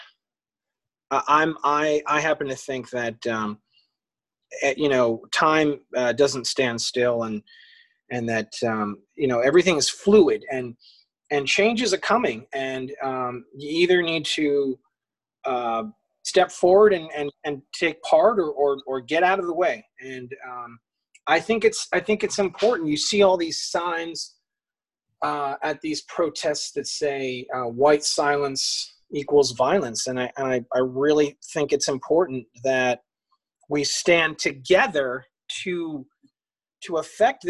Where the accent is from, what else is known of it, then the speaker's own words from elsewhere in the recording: Atlantic Highlands, New Jersey, United States; also born or lived in Long Branch, New Jersey; now in Howell, United States; I grew up in Atlantic Highlands. I was born in Long Branch. And now I'm in Howell